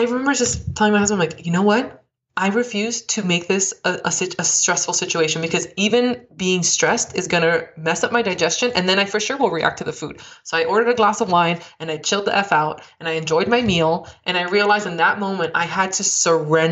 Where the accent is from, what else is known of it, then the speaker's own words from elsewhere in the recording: Miami, Florida, United States; I grew up in Miami, which I'm just similar